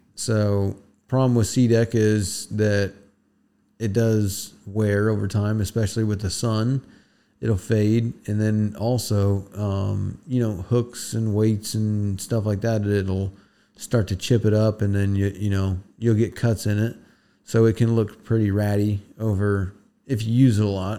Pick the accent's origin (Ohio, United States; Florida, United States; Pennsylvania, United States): Florida, United States; Florida Keys, United States; moved away; we come from the Keys, so it is a little bit different down there